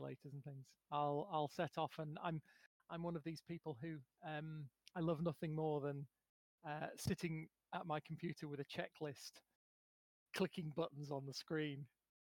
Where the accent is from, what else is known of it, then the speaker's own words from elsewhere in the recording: United Kingdom; first language English; as a as a British person, I only really speak English.